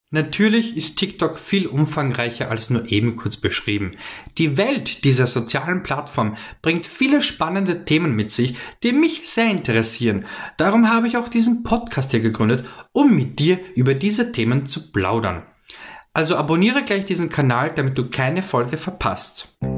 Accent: Vienna, Austria; komme aus der wunderschönen Stadt Wien in Österreich

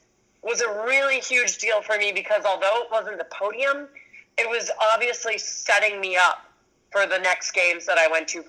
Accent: Rhode Island, United States; growing up in Rhode Island and it being the ocean state

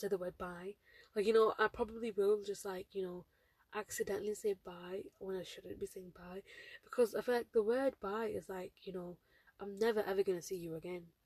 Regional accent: United Kingdom; I'm a British Bengali Muslim girl

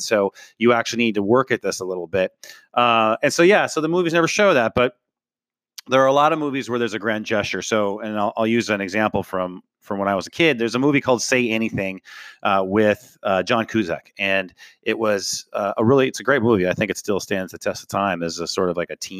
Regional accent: North Dakota, United States; I grew up in North Dakota

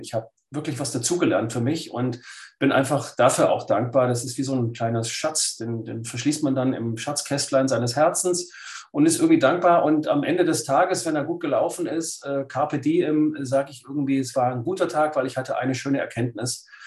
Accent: Lake Constance, Baden-Württemberg, Germany; ich bin am Bodensee aufgewachsen als Schwabe.

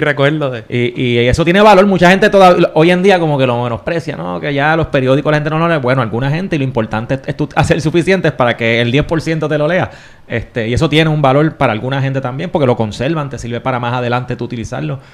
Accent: Caguas, Puerto Rico; yo soy de Cagua, yo estudié en la escuela Gautier Benítez

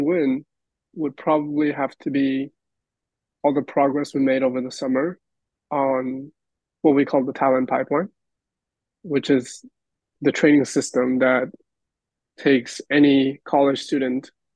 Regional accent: Peru; now in Los Angeles, United States; my experience growing up in Peru

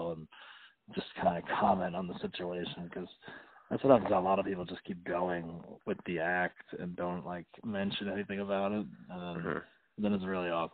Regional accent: New Jersey, United States; now in Los Angeles, United States; I grew up in North Jersey.

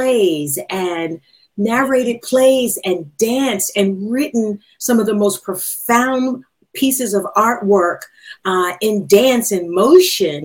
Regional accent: Philadelphia, Pennsylvania, United States; now in Atlanta, United States; I'm from Philadelphia

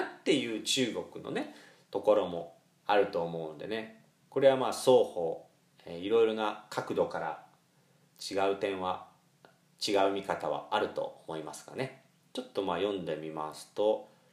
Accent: Shizuoka, Japan; 私は静岡県というところで生まれ育ちましたから

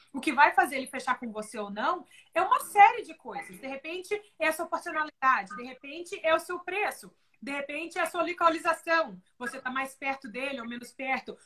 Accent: Brazil; moved away as an adult; also born or lived in Oklahoma, United States; now in Houston, United States; aqui eu não sou americana, eu sou brasileira

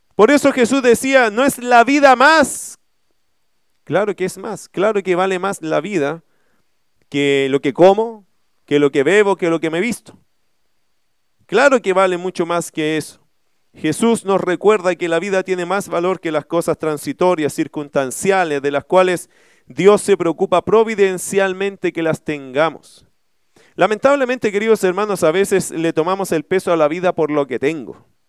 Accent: Chile

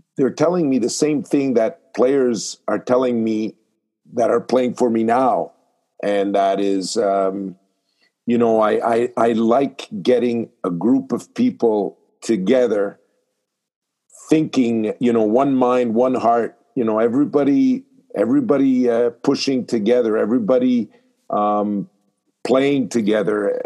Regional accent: Montreal, Quebec, Canada; I was born in Montreal

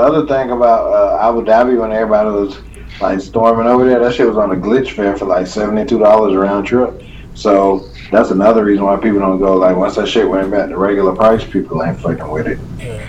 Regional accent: Jacksonville, Florida, United States; I'm from the South, I'm from Jacksonville

